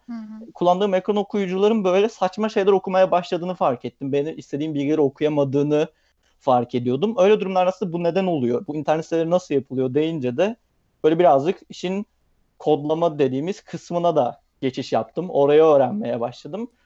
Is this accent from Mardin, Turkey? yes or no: no; Bursa, Turkey; moved away as an adult; also born or lived in Istanbul; ailem Bursalı, Bursa'da yaşıyorum. E, üniversite sebebiyle aslında İstanbul'a taşındım.